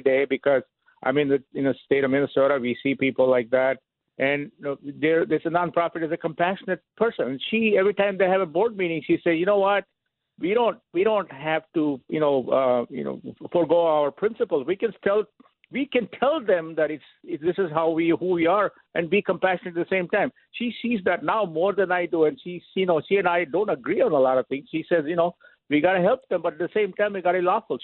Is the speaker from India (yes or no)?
yes; India; moved away as an adult; now in United States; I'm from India